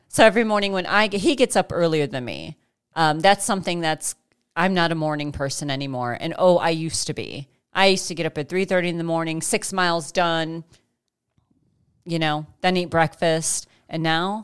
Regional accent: Chicago, Illinois, United States; also born or lived in Saint George, Utah; now in Central Kansas, United States; I'm from Chicago

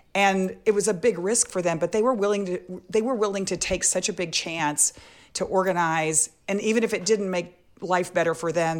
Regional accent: Texas, United States; I grew up in Texas

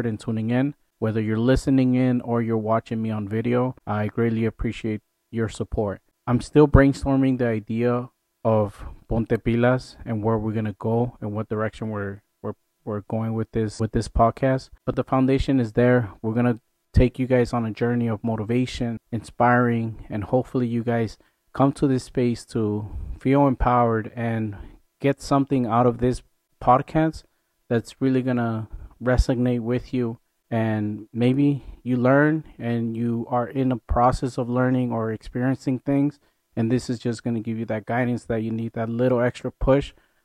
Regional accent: Mexico; I am Mexican. I was born in Mexico.

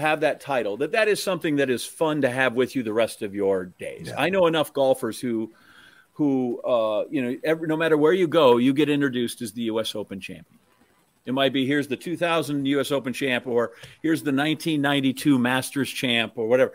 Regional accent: Wisconsin, United States; also born or lived in Columbia, Missouri; I'm from Wisconsin

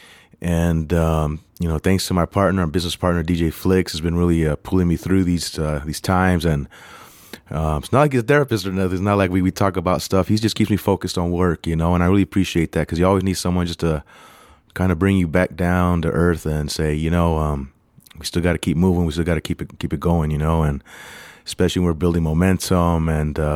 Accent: United States; also born or lived in Los Angeles; I'm American, I'm Mexican American.

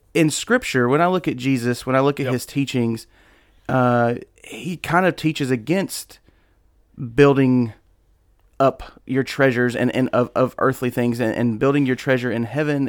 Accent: United States; As an American living in 2021, almost 2022

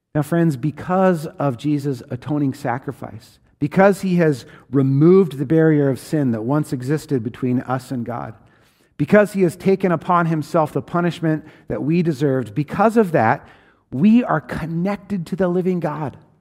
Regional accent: Washington, United States; I grew up in Washington State in a rural place

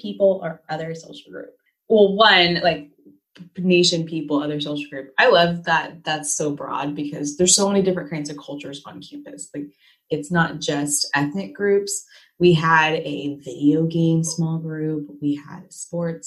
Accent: United States; I just really identify with being American

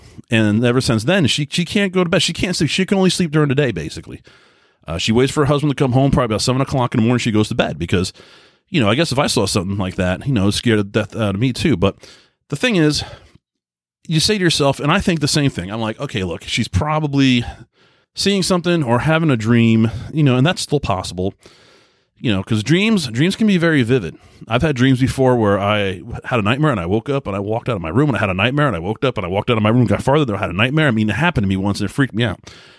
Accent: Long Island, New York, United States; especially where I grew up in Long Island, New York, everybody kind of worked 9 to 5.

